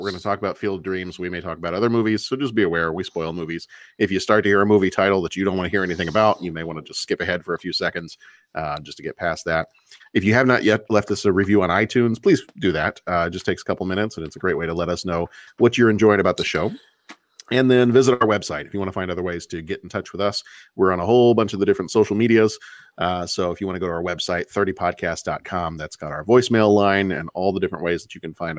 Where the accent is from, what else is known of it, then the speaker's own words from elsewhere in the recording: Arlington, Texas, United States; moved away as an adult; We went to the old one a lot growing up because that's where I lived